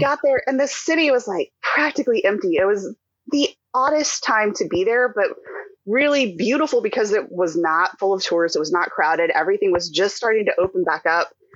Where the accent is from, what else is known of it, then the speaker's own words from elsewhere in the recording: Houston, Texas, United States; also born or lived in Rochester, New York; we moved back from Rochester to Houston